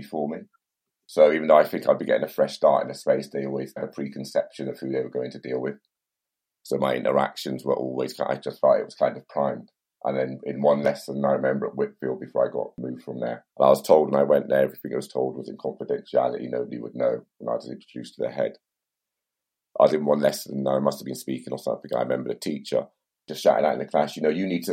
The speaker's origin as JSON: {"language": "English", "town": "Bristol", "region": "South West England", "country": "United Kingdom", "tie": "born or raised there", "said": "growing up in Bristol, it didn't matter where they moved me. I'm always coming back to Easton and St. Paul's"}